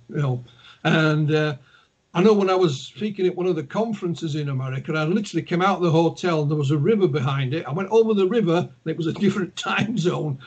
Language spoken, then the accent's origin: English; Yorkshire and the Humber, United Kingdom; accent: Yorkshire; my, my accent, my Yorkshire accent